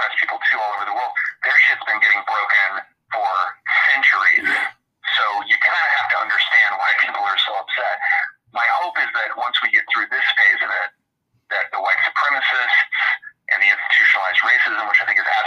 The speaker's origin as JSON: {"language": "English", "region": "Texas", "country": "United States", "moved": "yes", "said": "I'm from Texas originally"}